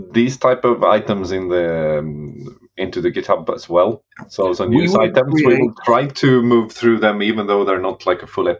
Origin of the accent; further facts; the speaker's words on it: Sweden; accent: Swedish; we do it in like a proper Swedish accent.